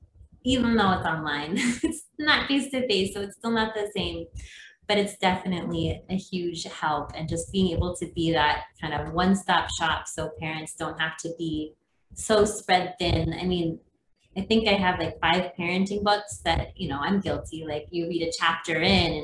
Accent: Minnesota, United States; moved away as an adult; also born or lived in North Carolina; now in Maui, United States; I grew up in Minnesota

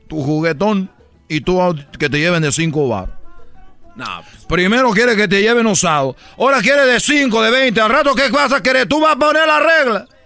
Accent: Cuba; Chicos, soy de Cuba. No comemos nada, te estoy diciendo.

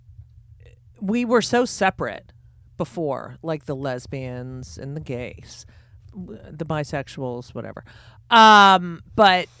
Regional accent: New Jersey, United States; I grew up in New Jersey

